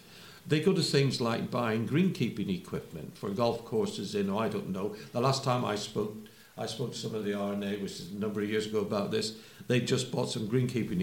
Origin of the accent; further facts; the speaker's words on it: Belfast, Northern Ireland, United Kingdom; when I was growing up in Belfast